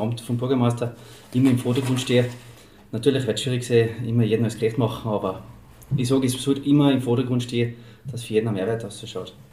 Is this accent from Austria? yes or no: yes; Waidring, Tyrol, Austria; Wadring ist meine Heimat, ich gehöre daher, ich bin da groß geworden